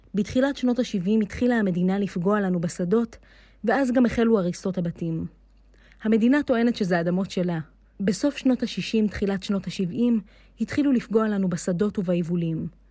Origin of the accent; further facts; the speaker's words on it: Ras Jrabah, Negev, Southern District, Israel; אני נולדתי כאן ורוצה להישאר כאן